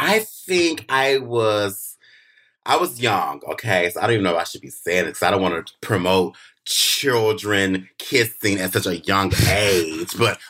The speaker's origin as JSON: {"language": "English", "region": "Southern United States", "country": "United States", "said": "And my mother hates it because, you know, I come from the South."}